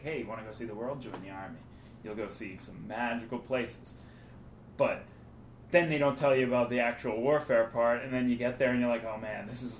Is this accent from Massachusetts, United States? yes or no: yes; Weymouth, Massachusetts, United States; I'm from Weymouth